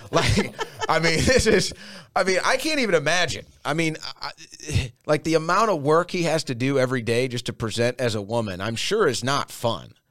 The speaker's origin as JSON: {"language": "English", "town": "St. Louis", "region": "Missouri", "country": "United States", "moved": "yes", "lives_now": "Austin, United States", "said": "I grew up drinking Bud Light. I'm from Saint Louis."}